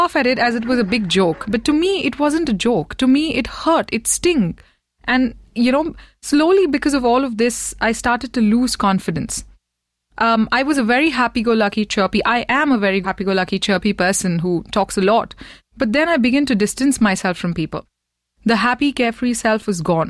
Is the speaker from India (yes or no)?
yes; Mumbai, Maharashtra, India; I had a few many neighborhood aunties growing up in Bombay